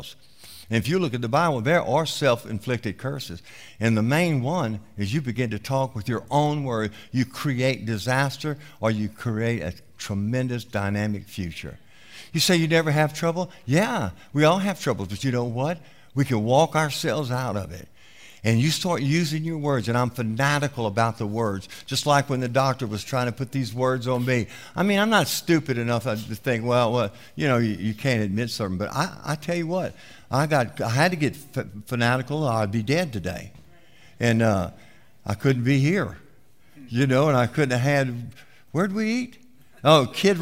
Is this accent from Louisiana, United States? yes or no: yes; South Louisiana, United States; I came from South Louisiana